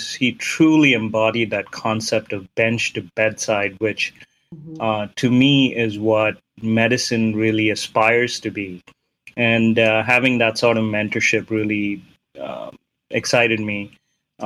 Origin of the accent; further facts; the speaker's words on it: Mumbai, Maharashtra, India; moved away; When I was growing up in India, in Bombay, in the 80s